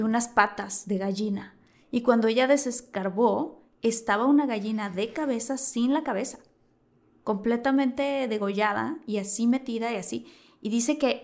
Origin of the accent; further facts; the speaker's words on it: Tabasco, Mexico; yo crecí en Tabasco con mi familia